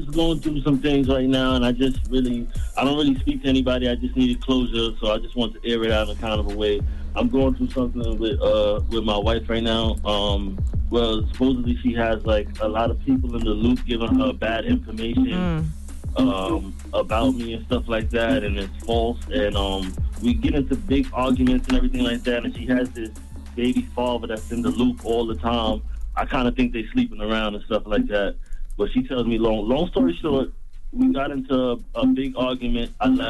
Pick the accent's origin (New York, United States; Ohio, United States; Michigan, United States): New York, United States; I'm from Long Island.